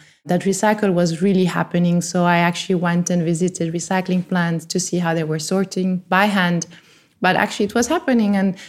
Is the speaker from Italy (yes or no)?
yes; Italy; also born or lived in France; I grew up in Italy and in France where there's a lot of nature, beautiful, you know, natural reserves, parks, lakes, and I gave it for granted.